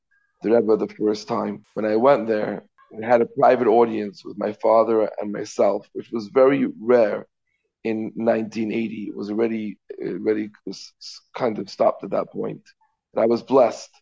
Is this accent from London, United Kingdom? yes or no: yes; London, United Kingdom; now in Crown Heights, Brooklyn, United States; I grew up in London, England.